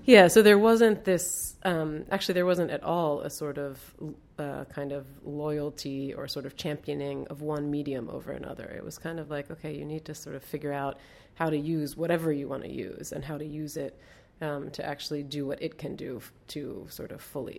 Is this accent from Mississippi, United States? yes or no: no; Baltimore, Maryland, United States; moved away as an adult; also born or lived in Lebanon / New Hampshire / Rome / London; now in Beirut, Lebanon; I grew up in Baltimore